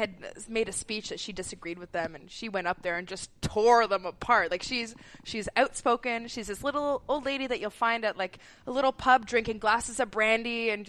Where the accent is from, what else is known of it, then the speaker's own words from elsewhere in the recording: Mississauga, Ontario, Canada; But yeah, we came from Mississauga.